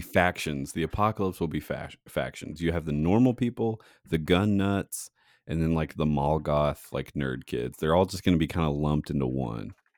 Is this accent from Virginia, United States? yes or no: yes; Saint Paul, Virginia, United States; my hometown of Saint Paul, Virginia